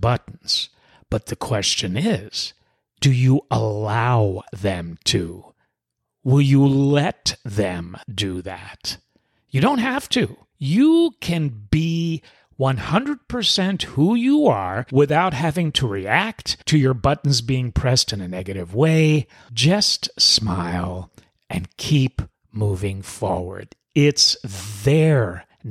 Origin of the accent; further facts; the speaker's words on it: New York City, New York, United States; moved away; I'm originally from New York City. Us New York City folk have it within our DNA